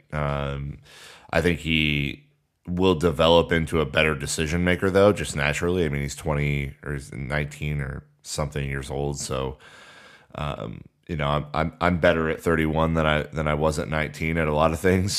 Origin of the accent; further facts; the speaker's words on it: United States; as an American